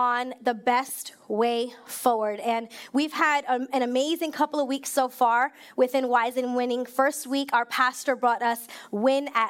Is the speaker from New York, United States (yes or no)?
yes; New York, United States; moved away as an adult; now in Maryland, United States; I was born and raised in New York